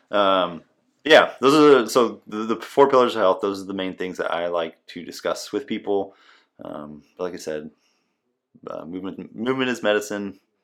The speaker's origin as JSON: {"language": "English", "region": "Nebraska", "country": "United States", "also_born_or_lived": "Washington State / Okinawa, Japan", "moved": "as an adult", "lives_now": "Des Moines, United States", "said": "I'm originally from Nebraska"}